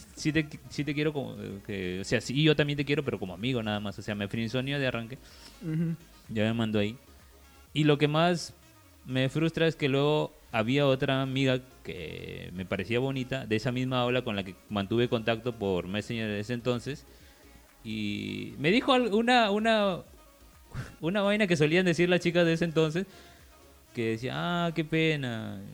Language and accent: Spanish; La Unión, Piura, Peru; yo me regresaba a mi pueblo